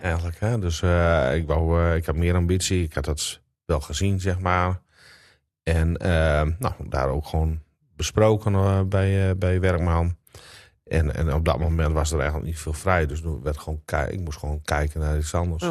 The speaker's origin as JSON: {"language": "Dutch", "region": "Drenthe", "country": "Netherlands", "tie": "born or raised there", "also_born_or_lived": "Groningen", "lives_now": "Annen, Netherlands", "said": "Maar ik ben wel geboren en getogen in Drenthe"}